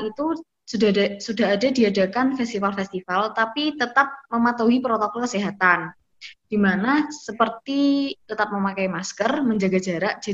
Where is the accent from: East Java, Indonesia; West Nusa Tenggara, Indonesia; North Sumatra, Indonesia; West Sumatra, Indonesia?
East Java, Indonesia; Banyuwangi; tetapi di daerah saya sendiri yaitu Banyuwangi itu tidak menyurutkan pemerintah untuk melakukan pengembangan destinasi pariwisata